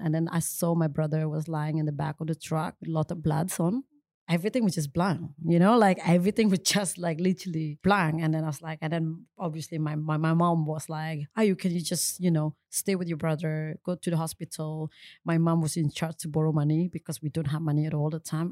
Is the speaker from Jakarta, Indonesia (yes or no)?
no; Bali, Indonesia; English is a second language; I'm come from Bali, obviously. Small town is actually located north is of Bali